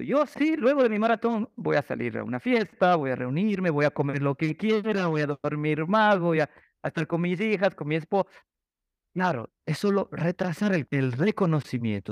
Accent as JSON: {"language": "Spanish", "country": "Ecuador", "moved": "yes", "said": "regresé a Ecuador"}